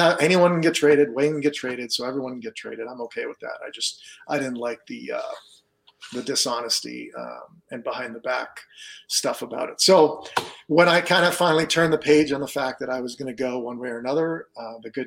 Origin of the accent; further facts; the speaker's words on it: Ottawa, Ontario, Canada; moved away; I'm from Ottawa originally